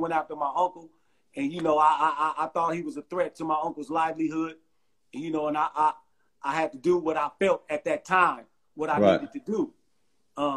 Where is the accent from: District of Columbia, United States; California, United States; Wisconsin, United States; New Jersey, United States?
Wisconsin, United States; Milwaukee; I'm from Milwaukee, Wisconsin